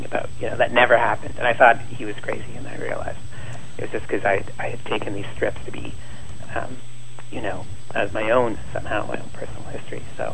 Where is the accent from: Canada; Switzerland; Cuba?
Canada; Ottawa, Ontario; I delivered the Montreal Star for a while as a kid, growing up in Ottawa